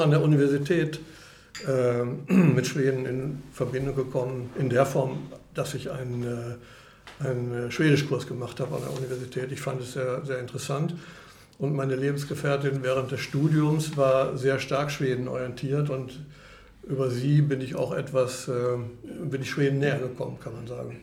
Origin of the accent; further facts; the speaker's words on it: Bielefeld, North Rhine-Westphalia, Germany; moved away as an adult; now in Stockholm, Sweden; Ich bin ursprünglich aus Bielefeld.